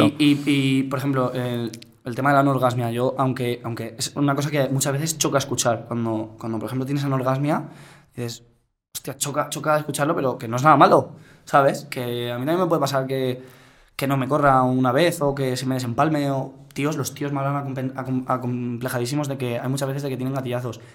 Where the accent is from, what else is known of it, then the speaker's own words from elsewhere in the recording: Godella, Valencian Community, Spain; para los de mi pueblo. Para las 800 personas que me seguían de, Godella